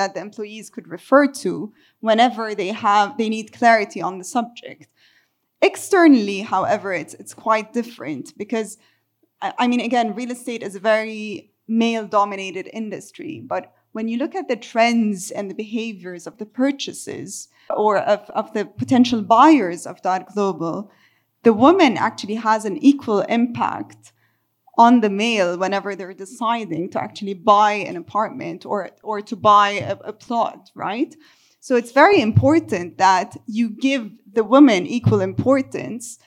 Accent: Beirut, Beirut Governorate, Lebanon; my hometown is Beirut, Lebanon

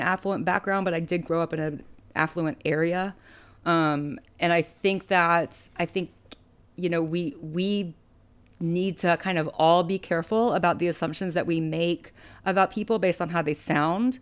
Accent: Alabama, United States; moved away as an adult; now in California, United States; I grew up in Alabama

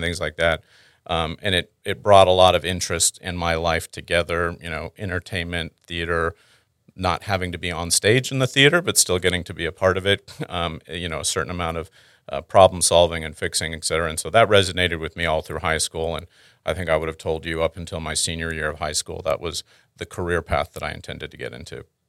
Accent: Houston, Texas, United States; also born or lived in Canada / Dallas Fort Worth; I'm originally Canadian, um, born there. Um, then, through a couple different stops of having a father in the oil and gas industry, I wound up in Houston. Uh, I've spent most of my growing up time in Houston

